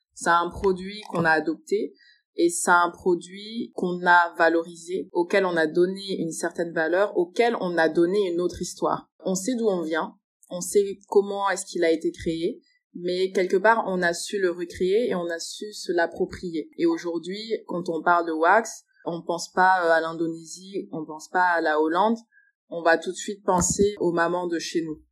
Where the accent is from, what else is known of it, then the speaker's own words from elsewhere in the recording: France; also born or lived in Congo (parents' origin); je suis congolaise, mais après, j'ai fait l'école euh, en France